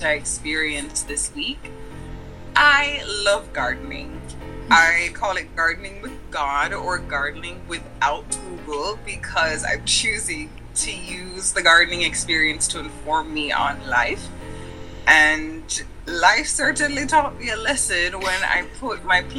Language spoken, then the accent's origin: English; Jamaica; moved away as an adult; now in United States; I am originally Jamaican, born and raised. I've been living in the States for the last 10 years.